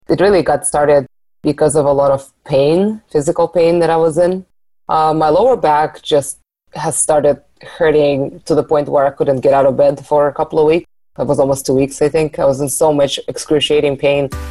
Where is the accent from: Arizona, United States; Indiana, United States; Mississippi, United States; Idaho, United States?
Arizona, United States; moved away; also born or lived in Seattle; I moved back to Arizona from Seattle a couple of years ago